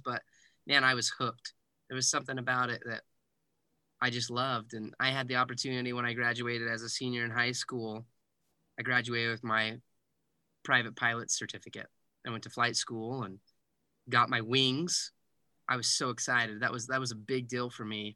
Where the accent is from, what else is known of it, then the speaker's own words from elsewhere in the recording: Heber City, Utah, United States; I am from Heber City, Utah. A small little town, more cows than people at one point